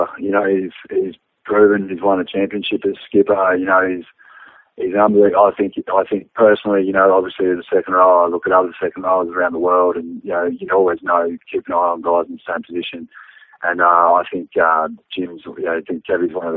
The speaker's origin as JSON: {"language": "English", "country": "Australia", "tie": "born or raised there", "also_born_or_lived": "London / Ireland", "said": "I'm Australian as it comes"}